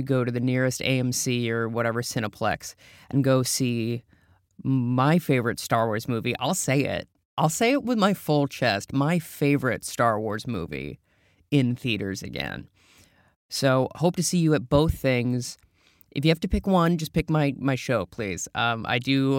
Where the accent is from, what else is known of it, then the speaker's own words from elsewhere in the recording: Minnesota, United States; As a Minnesotan